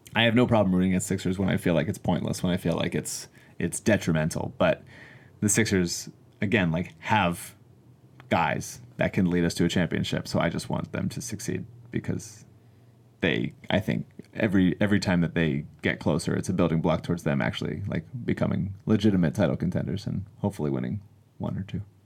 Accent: Philadelphia, Pennsylvania, United States; as a young child growing up in Philadelphia

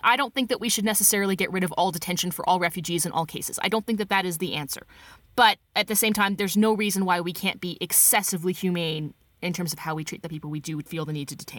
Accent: Canada

